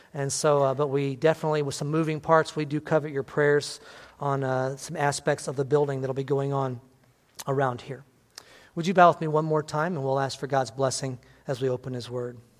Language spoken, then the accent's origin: English; on the Indiana line, Illinois, United States; I lived on the Illinois Indiana line, and there were many people from Indiana that came and worked in my hometown